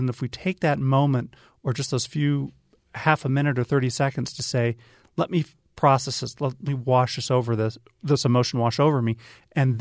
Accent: Minnesota, United States; Growing up in Minnesota, I remember, and as a Lutheran in Minnesota

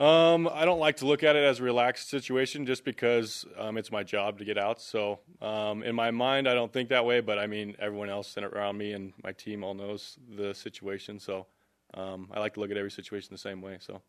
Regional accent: Arizona, United States; I'm from Arizona

